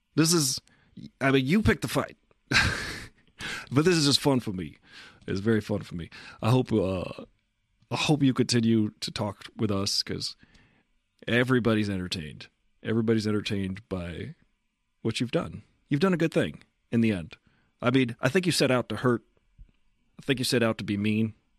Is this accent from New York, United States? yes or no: yes; Massapequa, New York, United States; we're both from Massapequa